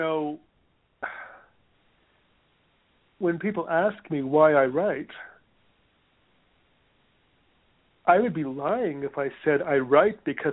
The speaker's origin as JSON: {"language": "English", "country": "Canada", "also_born_or_lived": "Hawaii", "moved": "yes", "lives_now": "United States", "said": "I'm Canadian, and I haven't had health insurance in this country"}